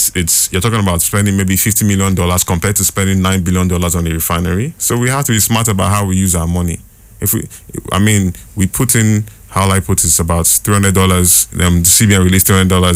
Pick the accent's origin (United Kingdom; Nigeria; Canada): Nigeria; even as a Nigerian.